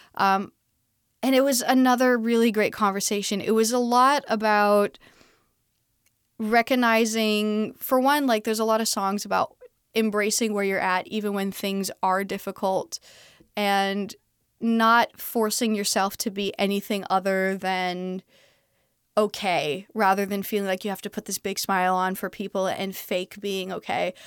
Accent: Canada; also born or lived in Texas; now in Los Angeles, United States; I'm Canadian.

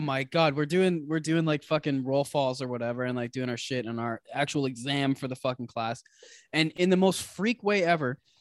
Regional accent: Canada; We're two Canadian guys

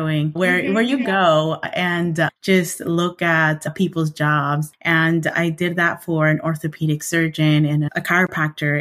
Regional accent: Idaho, United States; moved away as an adult; also born or lived in New York City; I, as well as my siblings, are born and raised in Idaho.

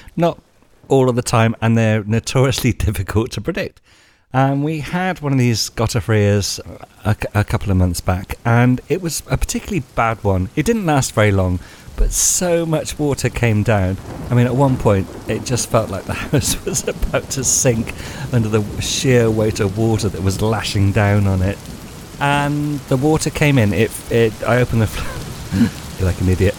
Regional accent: England, United Kingdom; moved away as an adult; now in Spain; being English

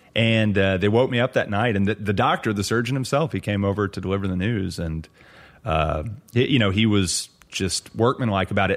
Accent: Lubbock, Texas, United States; moved away; also born or lived in Austin, Texas; my hometown of Lubbock

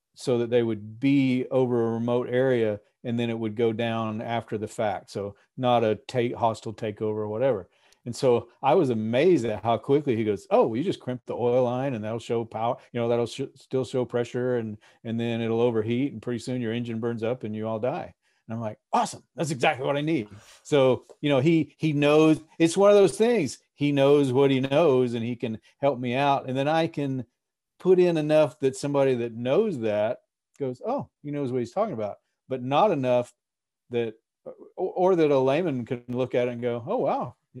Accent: Texas, United States; moved away as an adult; now in Alaska, United States; I'm from Texas

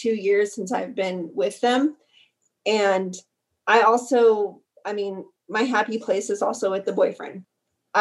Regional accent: Carlsbad, New Mexico, United States; moved away as an adult; also born or lived in Odessa, Texas; moving out of my hometown

